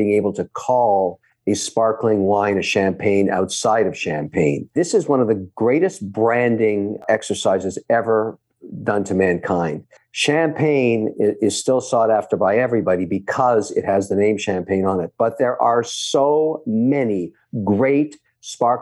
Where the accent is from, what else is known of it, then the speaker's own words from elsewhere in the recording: Phnom Penh, Cambodia; moved away; when I was growing up in Phnom Penh, Cambodia, which was a French colony for a long time